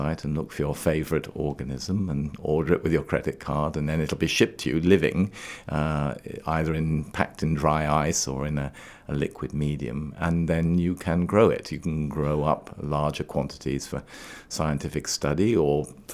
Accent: Trinidad & Tobago; also born or lived in Scotland, United Kingdom; now in Maine, United States; I was born and grew up in the West Indies on the island of Trinidad

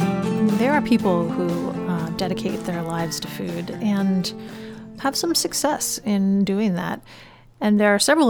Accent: Yarmouth, Maine, United States; I grew up also in Maine, right here in Yarmouth.

